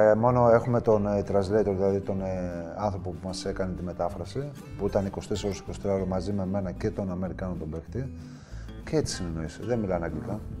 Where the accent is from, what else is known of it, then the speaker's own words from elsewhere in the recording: Karditsa, Thessaly, Greece; Θα γίνω δήμαρχο στην πόλη μου.